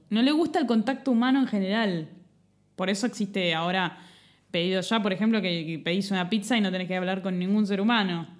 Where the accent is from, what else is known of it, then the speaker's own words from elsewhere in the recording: Buenos Aires, Argentina; Yo nací en Flores.